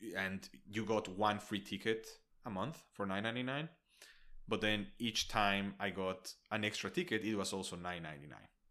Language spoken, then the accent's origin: English; Mexico City, Mexico; now in United States; I'm from Mexico City